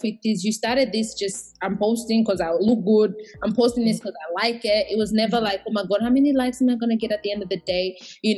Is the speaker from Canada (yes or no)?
no; Australia; also born or lived in Burundi; I also identify as Australian and Burundian, because I did, like, majority of my growth has been here.